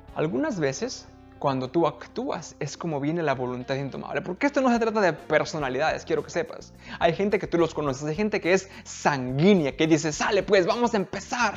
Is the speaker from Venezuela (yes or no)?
no; Mexico; now in United States; Era como mi ranchito cuando yo, donde yo crecí en México, era como San Juan